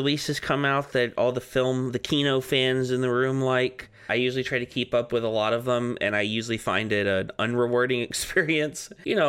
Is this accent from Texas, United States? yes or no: yes; Texas, United States; I'm Texan. I know I have all that stuff, but I'm not like connected to it.